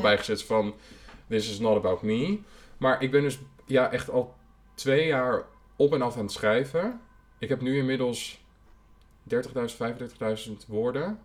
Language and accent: Dutch; Almelo, Overijssel, Netherlands; now in Amsterdam, Netherlands; ik groeide op in Almelo